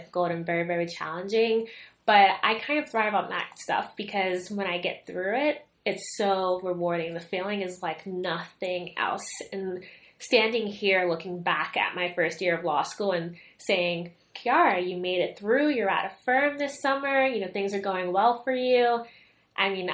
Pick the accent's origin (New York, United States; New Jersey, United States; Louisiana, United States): New York, United States; New York City; moved away as an adult; now in Philadelphia, United States; I grew up in the Bronx, about a 15-20 minute walk from Yankee Stadium